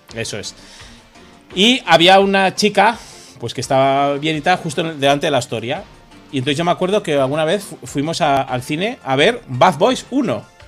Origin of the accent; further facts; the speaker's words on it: Ordizia, Basque Country, Spain; now in Madrid, Spain; en Ordicia, en mi pueblo